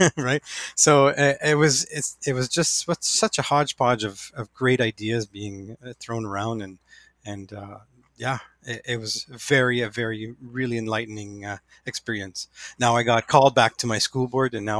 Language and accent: English; New Liskeard, Ontario, Canada; I am from New Liskeard, Ontario, so just north of North Bay